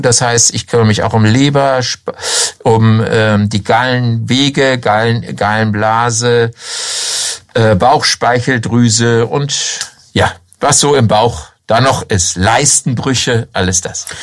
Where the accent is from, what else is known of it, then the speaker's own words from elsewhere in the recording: Hanover, Lower Saxony, Germany; moved away as an adult; also born or lived in Southern Germany / Lower Franconia; now in Schweinfurt, Germany; wie man an meiner Stimme hört, ähm, bin ich nicht in Unterfranken geboren, sondern in Norddeutschland, in Hannover.